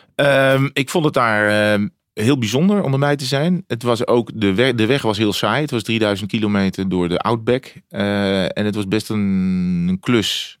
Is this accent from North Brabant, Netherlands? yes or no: yes; Breda, North Brabant, Netherlands; moved away; ik kom uit Breda vroeger bij NAC